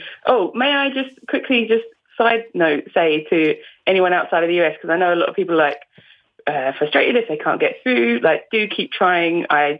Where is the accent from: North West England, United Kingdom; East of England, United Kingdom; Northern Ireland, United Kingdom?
East of England, United Kingdom; accent: Essex; That being said, whenever I say my hometown, the accent comes out.